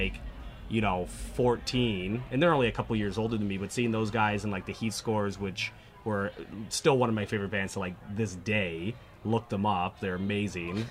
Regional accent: Aurora, Ontario, Canada; I grew up in Aurora

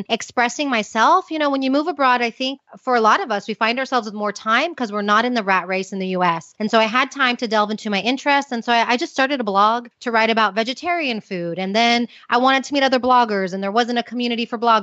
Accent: Houston, Texas, United States; moved away as an adult; also born or lived in Austin, Texas; now in Madrid, Spain; I'm originally from Houston, but I had been living in Austin

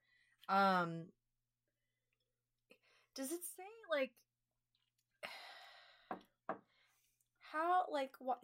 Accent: Kentucky, United States; We're from Kentucky.

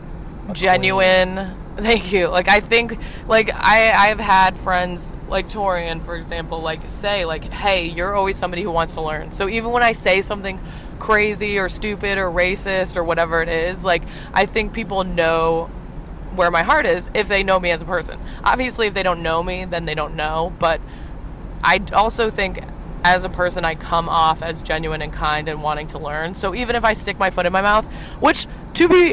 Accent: Midwest, United States; moved away; they stayed in the Midwest

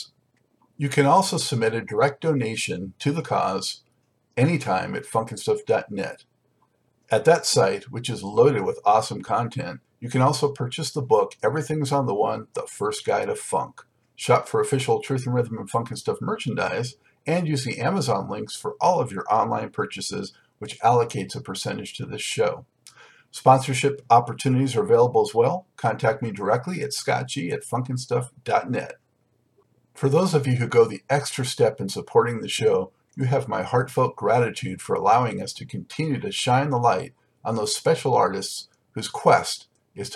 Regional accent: Los Angeles, California, United States; now in Charlotte, United States; I, of course, grew up in Los Angeles, so now that I'm in Charlotte

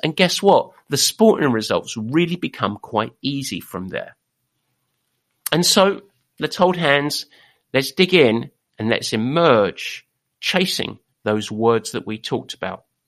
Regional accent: England, United Kingdom; We are English

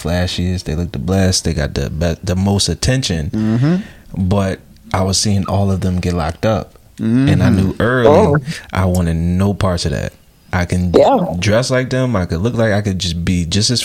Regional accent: Philadelphia, Pennsylvania, United States; moved away; also born or lived in Maryland; I'm from Philadelphia, born and raised. I moved around.

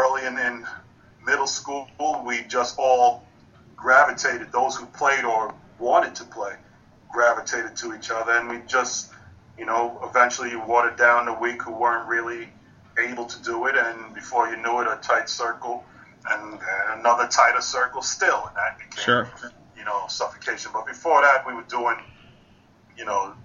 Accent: Long Island, New York, United States; also born or lived in Bronx, New York; when I moved from the Bronx with my family. I was five at the time. Moved from the Bronx to Long Island.

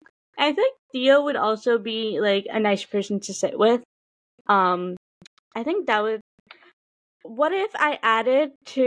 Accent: United States; we're both from America

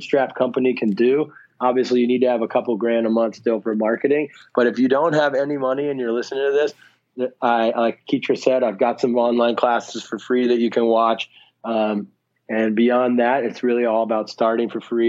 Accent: Ohio, United States; moved away; also born or lived in Dubai / San Francisco; I'm originally from Ohio, but I moved out of the country a long time ago

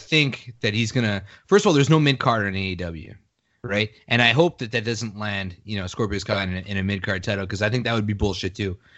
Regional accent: Canada; I'm a Canadian

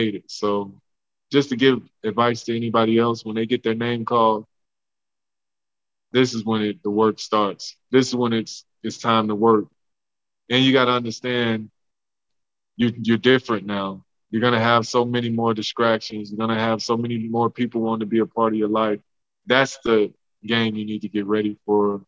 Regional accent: Homer, Louisiana, United States; the house I grew up in Louisiana, in Homer

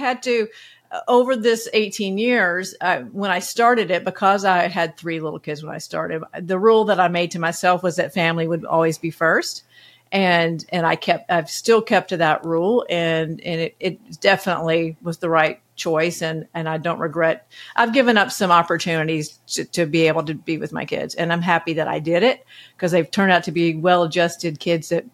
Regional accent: Athens, Georgia, United States; moved away; I grew up in Athens, Georgia

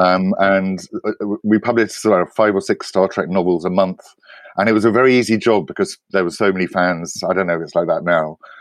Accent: United Kingdom; I grew up in Britain

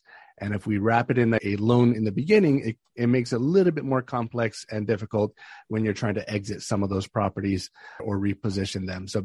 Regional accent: Hawaii, United States; moved away as an adult; also born or lived in Northern Virginia; now in Ashburn, United States; I'm from Hawaii originally, born and raised, started my real estate investing career out there

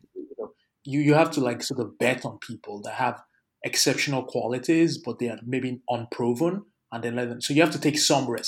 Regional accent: Lagos, Nigeria; moved away; So I grew up in Lagos and I actually grew up in one of the poorest parts of Lagos

